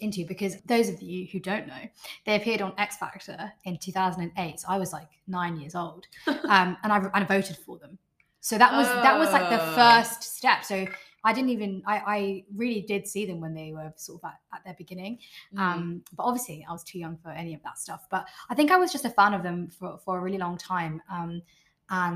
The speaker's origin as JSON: {"language": "English", "region": "London", "country": "United Kingdom", "tie": "born or raised there", "said": "born and raised in London"}